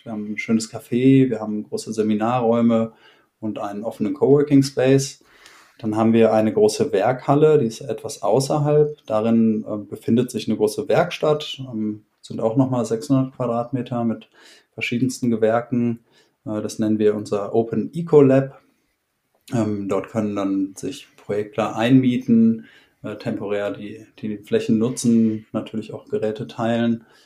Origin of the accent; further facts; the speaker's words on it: Essen, North Rhine-Westphalia, Germany; moved away; Ich bin ursprünglich aus Essen im Ruhrpott